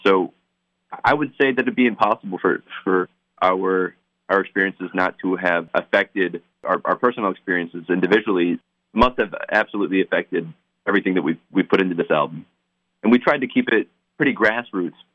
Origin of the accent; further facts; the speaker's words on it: Lewisburg, Pennsylvania, United States; we're both from Lewisburg, Pennsylvania